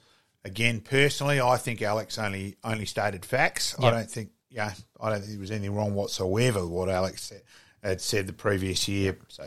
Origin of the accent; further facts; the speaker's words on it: Australia; as an Australian, yeah, fantastic.